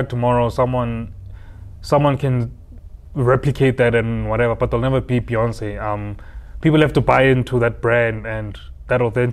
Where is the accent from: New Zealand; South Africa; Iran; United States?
South Africa; Harrismith, Free State; moved away as an adult; also born or lived in Bloemfontein, South Africa; now in Johannesburg, South Africa; I'm from Harrismith originally, born and bred in the Free State.